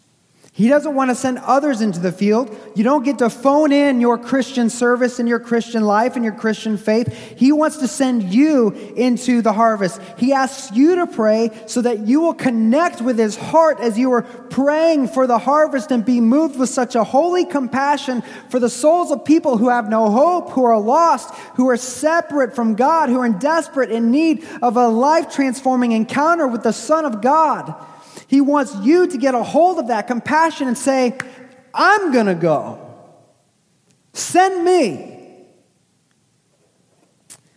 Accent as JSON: {"language": "English", "town": "Stoughton", "region": "Massachusetts", "country": "United States", "tie": "born or raised there", "moved": "yes", "said": "the very city I was born, in Stoughton, Massachusetts"}